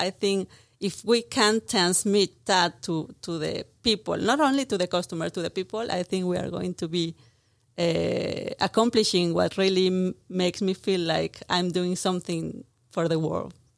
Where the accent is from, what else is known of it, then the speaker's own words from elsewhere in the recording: Mexico City, Mexico; English is a second language; moved away as an adult; I'm from Mexico City, as you can hear from my accent